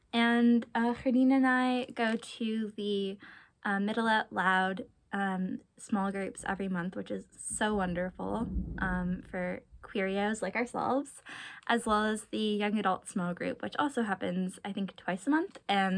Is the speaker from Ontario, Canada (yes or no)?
yes; Toronto, Ontario, Canada; I use she, her pronouns, and I'm Canadian from Toronto.